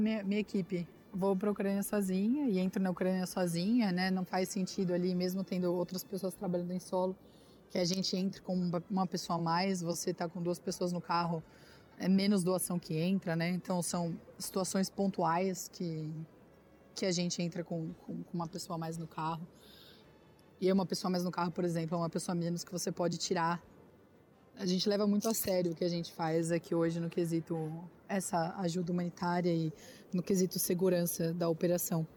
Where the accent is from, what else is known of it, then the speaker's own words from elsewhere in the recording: Brazil; nós, como brasileiros